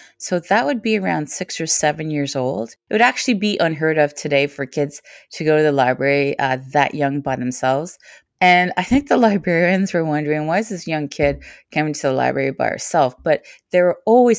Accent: Toronto, Ontario, Canada; also born or lived in Kingston, Jamaica; I was born in Kingston, Jamaica, and when I was 3 years old, I came to Toronto, Ontario, Canada. I remember around that community where I lived in the 1970s, which was Dufferin and Eglinton

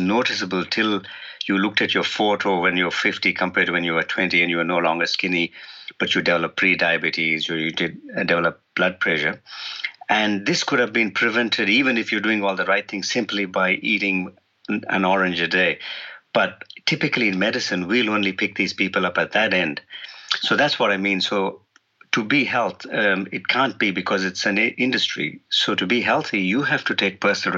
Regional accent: India; now in New Zealand; originally I'm from India

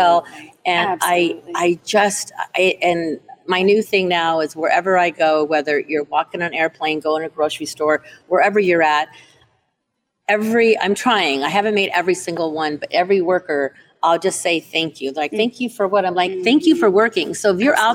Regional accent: Burbank, California, United States; now in Reno, United States; Burbank, my hometown

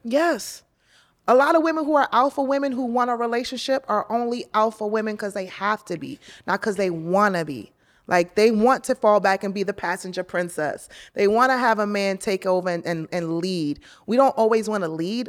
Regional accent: New York, United States; now in Los Angeles, United States; I'm a New Yorker

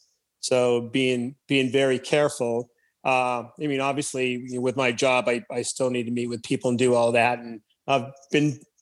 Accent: Antelope Valley, California, United States; born or raised there; now in Santa Clarita, United States

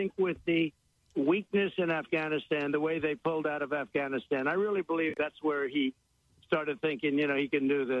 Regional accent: United States; as an American

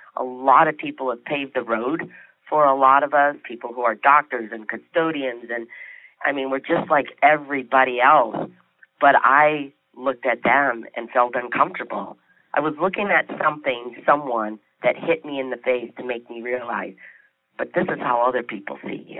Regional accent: Detroit, Michigan, United States; moved away; I was from Michigan

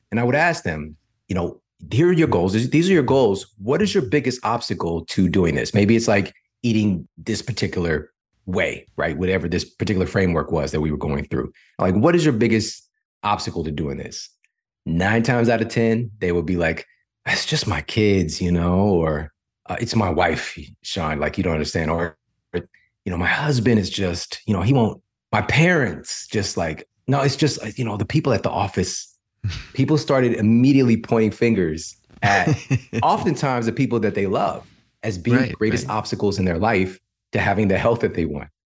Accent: St. Louis, Missouri, United States; I'm from St. Louis

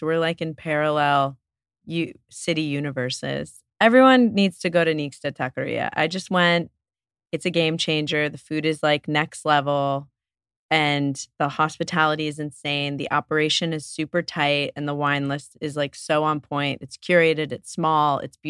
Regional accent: New York City, New York, United States; growing up in New York City, yeah, it just wasn't in my friend Rolodex.

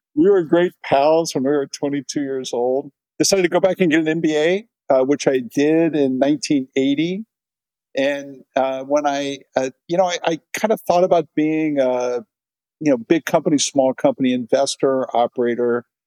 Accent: Cincinnati, Ohio, United States; I grew up in Cincinnati, Ohio, kind of a classic middle class uh, upbringing

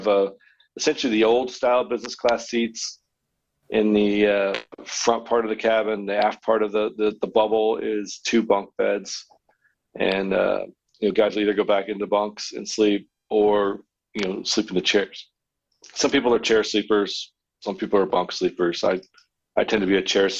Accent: United States; moved away; I grew up around the Washington area

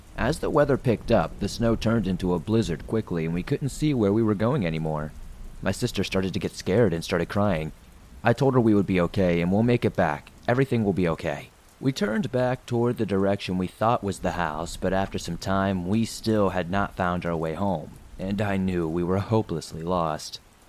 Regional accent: Maine, United States; For some context, I am from Maine. This takes place in the year of 2008 in Jay, Maine.

